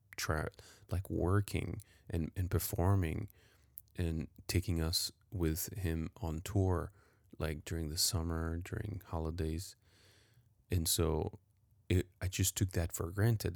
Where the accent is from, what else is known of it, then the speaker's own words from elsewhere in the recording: Paris, Île-de-France, France; moved away; I was definitely privileged growing up downtown Paris